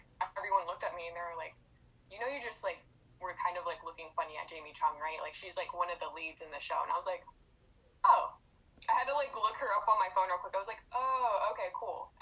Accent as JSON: {"language": "English", "town": "Ceiba", "country": "Puerto Rico", "moved": "yes", "lives_now": "Florida, United States", "said": "So originally I'm from Ceiba, Puerto Rico"}